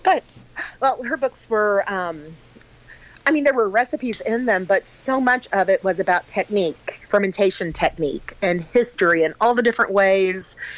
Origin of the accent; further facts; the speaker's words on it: Sedalia, Missouri, United States; I grew up in Sedalia, Missouri.